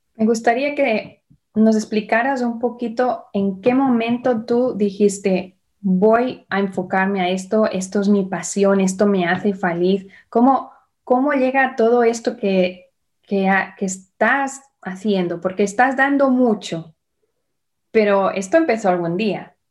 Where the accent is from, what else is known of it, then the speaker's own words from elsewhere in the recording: Barcelona, Catalonia, Spain; now in United States; de donde yo vengo, yo nací en Barcelona